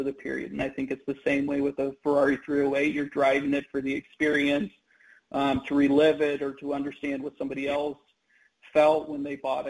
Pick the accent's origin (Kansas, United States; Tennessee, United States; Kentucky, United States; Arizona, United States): Kansas, United States; moved away; I grew up in Kansas